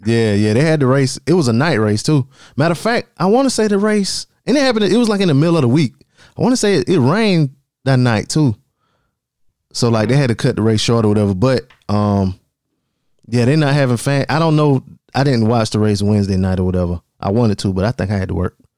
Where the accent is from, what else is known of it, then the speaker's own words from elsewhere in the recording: Darlington, South Carolina, United States; that's my hometown for y'all listening that ain't from around here. Darlington, South Carolina